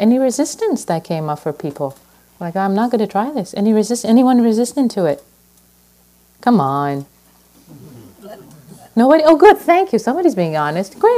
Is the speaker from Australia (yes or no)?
no; Iran; now in United States; I was born in Iran, and when I came to this country years and years ago